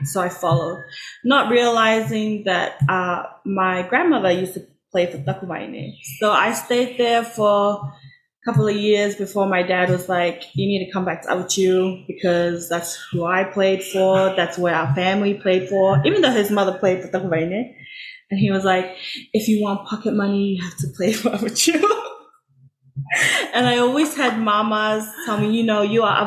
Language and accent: English; Cook Islands; moved away as an adult; now in New Zealand; Growing up, I was in the Cook Islands